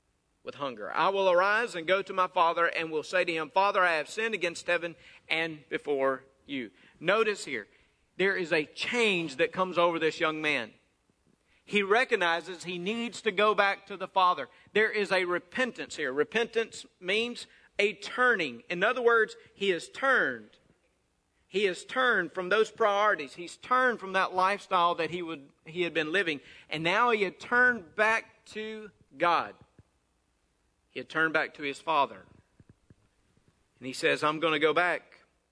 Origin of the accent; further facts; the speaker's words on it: North Mississippi, United States; I grew up there in North Mississippi